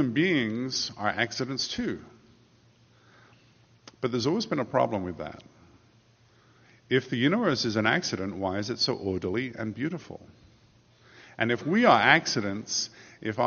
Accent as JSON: {"language": "English", "region": "England", "country": "United Kingdom", "tie": "born or raised there", "moved": "as an adult", "lives_now": "United States", "said": "I grew up in England. For the first 30 years of my life, I was an Englishman."}